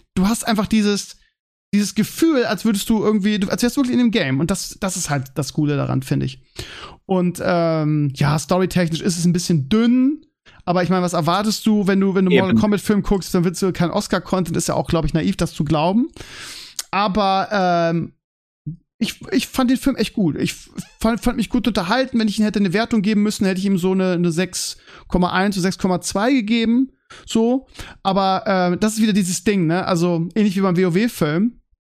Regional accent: Germany; man als Deutscher

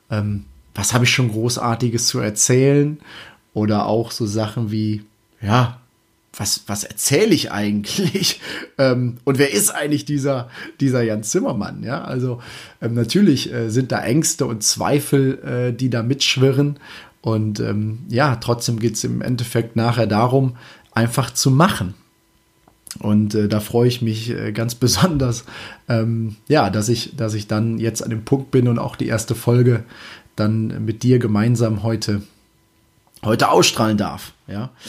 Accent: Münsterland/Emsland, Germany; Münsterland, Emsland, ja, irgendwo aus der Richtung auf jeden Fall kommt. Und das Schöne dabei ist, das ist meine Heimat.

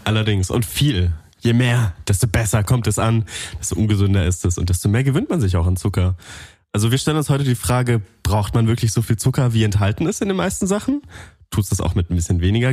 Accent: Allgäu, Bavaria, Germany; Ich komme aus dem Allgäu

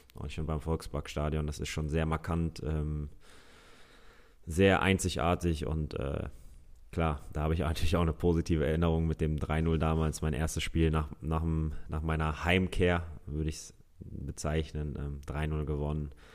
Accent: Hamburg, Germany; Ich bin Hamburger Jung

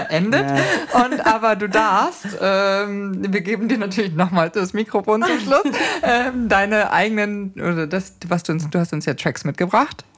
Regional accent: Lower Bavaria / Upper Bavaria border, Germany; da, wo ich herkomme, das rassistisches Niederbayern, äh, Oberbayern-Grenze

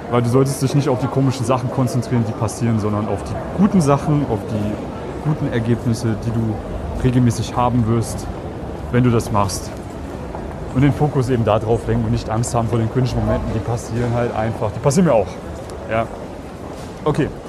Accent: Germany; Ich bin Piefke.

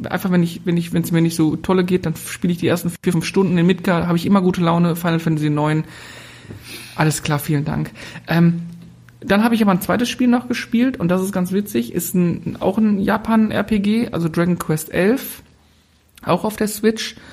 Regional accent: North Rhine-Westphalia, Germany; wir kommen ja aus dem Ruhrgebiet, also von daher.

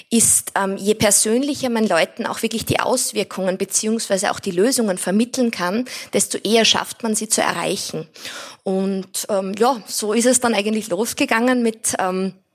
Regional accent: Styria, Austria; Ich bin selbst in der Steiermark am Land aufgewachsen und habe dadurch eine sehr starke Verbundenheit zur Natur gehabt.

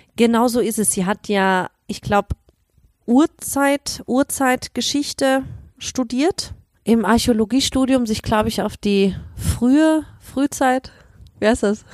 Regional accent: Germany; moved away; komme ich aus Deutschland, war im Geschwister-Scholl-Gymnasium

